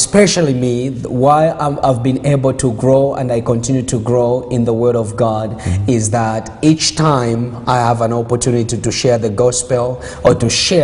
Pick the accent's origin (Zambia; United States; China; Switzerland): Zambia; now in Canada; I was born there. I was born in Zambia